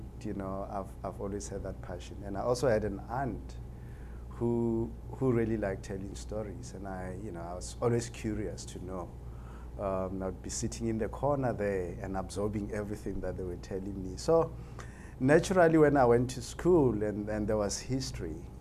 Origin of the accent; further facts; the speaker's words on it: Limpopo, South Africa; I grew up in Limpopo province of South Africa. That is where I was actually born, and I went to school there.